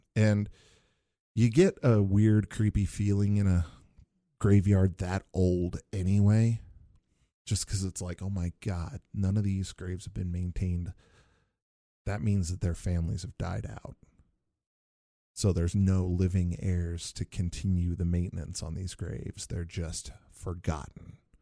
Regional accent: Northwest Indiana, United States; I grew up in Northwest Indiana, not, not too, too far from Chicago

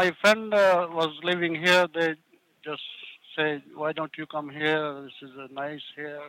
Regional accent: India; moved away as an adult; also born or lived in Queens, New York; now in San Francisco, United States; I was newly coming from India

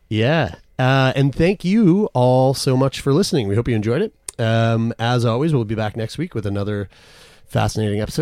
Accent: Canada; we're from Canada

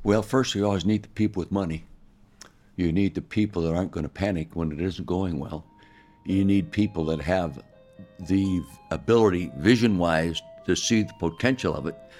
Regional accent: Calistoga, California, United States; I was born and raised in Calistoga, the north end of the Napa Valley

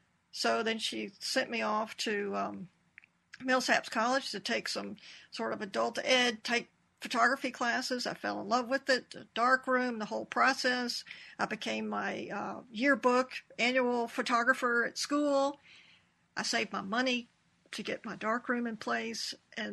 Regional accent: Jackson, Mississippi, United States; now in Vicksburg, United States; I am a Jacksonian, so a native Mississippian, and I've always been considered myself a Mississippi artist, telling stories of my home state that I love very much.

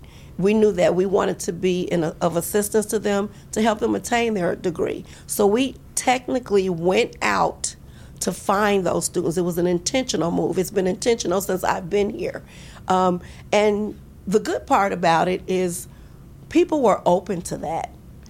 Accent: East Coast, United States; Or they're from the East Coast. I'm from the East Coast.

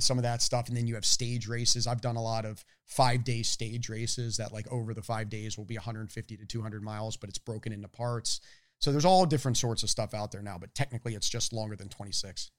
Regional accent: Annapolis, Maryland, United States; moved away as an adult; also born or lived in Boston; I grew up in Annapolis, Maryland.

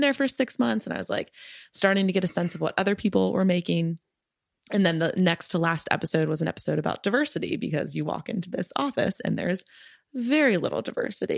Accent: Maryland, United States; now in Brooklyn, United States; I'm from Maryland

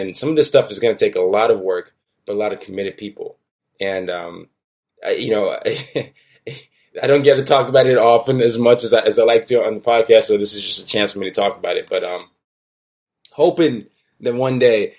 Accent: Nigeria; moved away; I'm from Nigeria

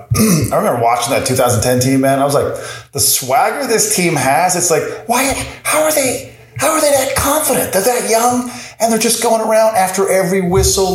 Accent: Corner Brook, Newfoundland and Labrador, Canada; I'm from Cornerbrook, Newfoundland

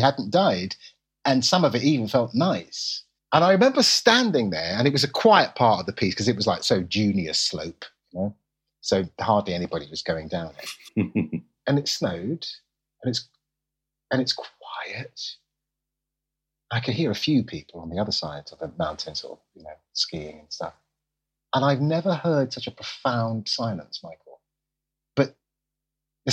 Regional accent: London, United Kingdom; I'm a Londoner

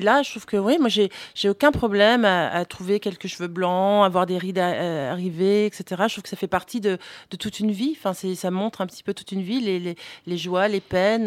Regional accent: Florida, United States; now in France; j'ai grandi alors en Floride

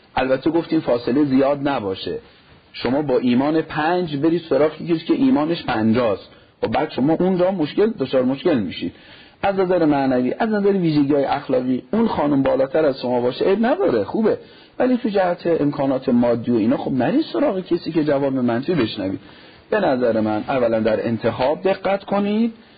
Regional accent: Neyshabur, Razavi Khorasan, Iran; moved away as an adult; also born or lived in Qom; تحصیلات متوسطه در شهر کوچیکمون نیشابور از شهرهای خراسان رضوی هست تمام کردم

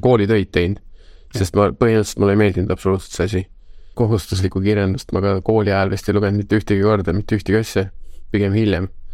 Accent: Tallinn, Harju County, Estonia; lapsepõlv oli Lasnamäel

